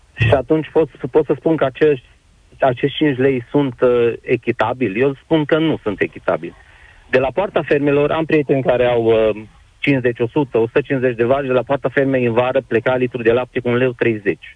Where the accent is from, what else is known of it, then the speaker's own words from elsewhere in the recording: Bocșa, Sălaj County, Romania; sunt din Sălaj, Comuna Bocșa, sunt mic fermier